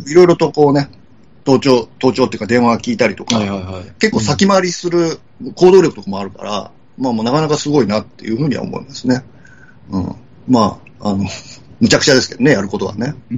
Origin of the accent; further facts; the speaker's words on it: Okayama, Japan; moved away; 岡山出身なんで、高校まで、両親北九州なんですけど